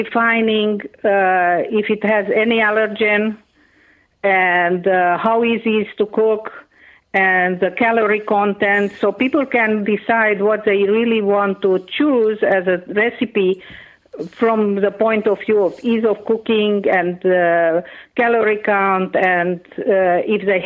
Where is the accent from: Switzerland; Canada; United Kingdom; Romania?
Romania; Transylvania; first language Hungarian; English is a second language; moved away; I am originally from Romania. I was born in a very famous part of that country, which is called Transylvania